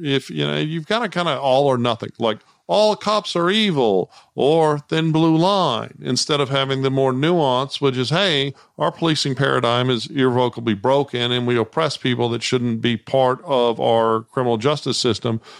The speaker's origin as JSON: {"language": "English", "town": "Austin", "region": "Texas", "country": "United States", "tie": "born or raised there", "moved": "yes", "lives_now": "Houston, United States", "said": "I grew up in Austin"}